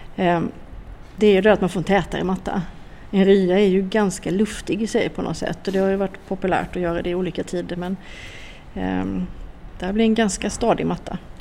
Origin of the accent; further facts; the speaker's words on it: Jämjö, Blekinge, Sweden; jag kommer ju från Blekinge, jag är från, eh, utanför Karlskrona, jag är uppvuxen i Jämjö och Torhamn